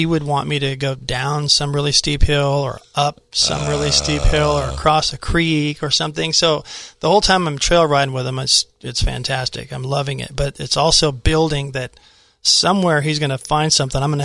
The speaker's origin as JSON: {"language": "English", "town": "Dana Point", "region": "California", "country": "United States", "tie": "born or raised there", "said": "growing up in Dana Point"}